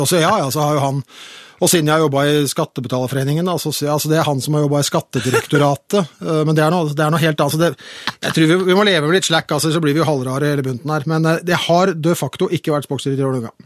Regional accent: Oslo, Norway; jeg vokste opp på Oppsal og i Vålerenga

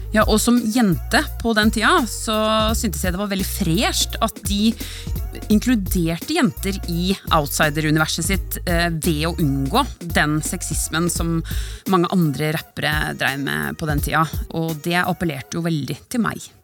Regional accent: Norway; vi nordmenn

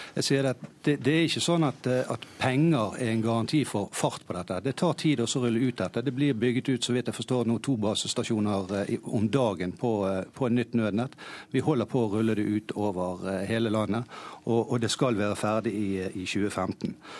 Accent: Hordaland, Norway; som hordalending

